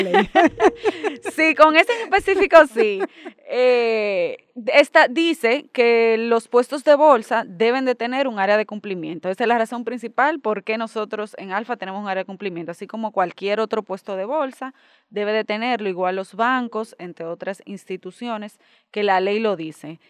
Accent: Dominican Republic; nosotros como dominicanos

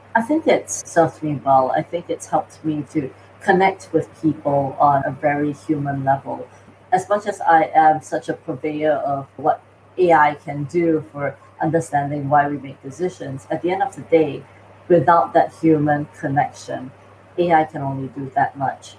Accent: Singapore; moved away; also born or lived in North America; I'm from Singapore originally

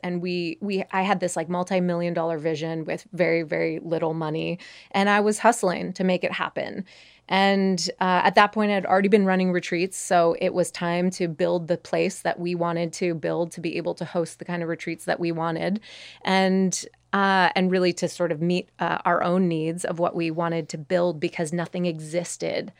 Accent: Montreal, Quebec, Canada; I grew up in Montreal

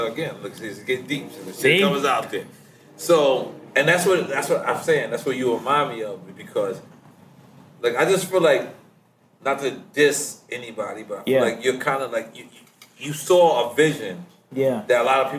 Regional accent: New York City, New York, United States; I'm from New York City.

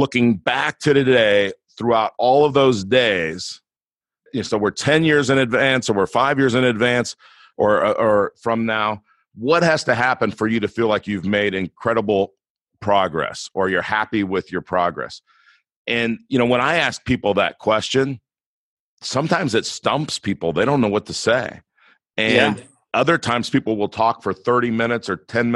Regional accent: Los Angeles, California, United States; I grew up in Los Angeles, in the inner city of Los Angeles

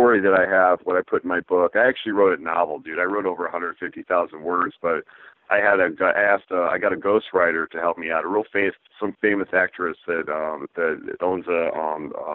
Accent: San Diego, California, United States; moved away as an adult; now in Michigan, United States; I grew up in San Diego, so, I love the heat

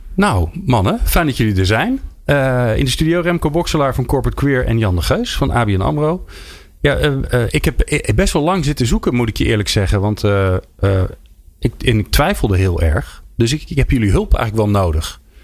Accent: Netherlands; we Nederlanders

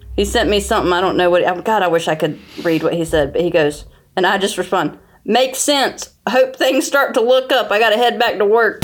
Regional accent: North Carolina, United States; accent: southern; now in New York, United States; I live in New York, but I grew up in the South in North Carolina

